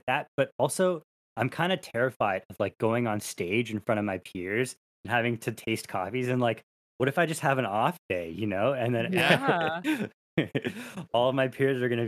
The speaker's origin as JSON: {"language": "English", "country": "Canada", "said": "As a Canadian"}